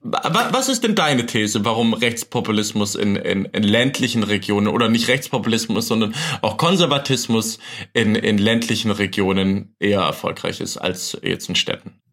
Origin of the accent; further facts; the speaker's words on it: Rems-Murr-Kreis, Baden-Württemberg, Germany; now in Berlin, Germany; also da, wo ich herkomme, aus, aus Rems-Muck-Kreis